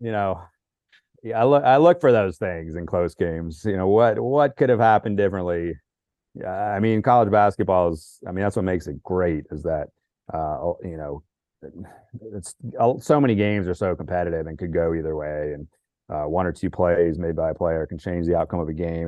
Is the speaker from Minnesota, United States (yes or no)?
no; Northern Virginia, United States; where I was growing up in Northern Virginia